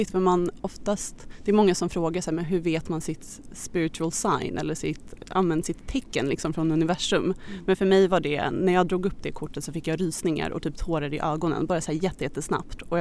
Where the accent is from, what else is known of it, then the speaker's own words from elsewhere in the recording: Stockholm, Stockholm County, Sweden; also born or lived in Australia; Jag är 27 år gammal, född och uppvuxen här i Stockholm men jag är nyligen hemkommen från Australien där jag har bott i sju år.